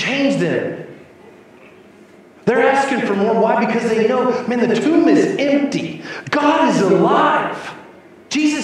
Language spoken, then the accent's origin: English; New Mexico, United States; my hometown in New Mexico